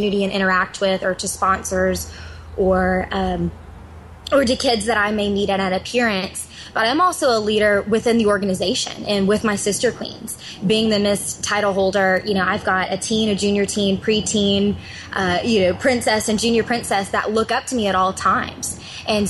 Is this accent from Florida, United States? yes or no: no; Georgia, United States; Georgia is my home state.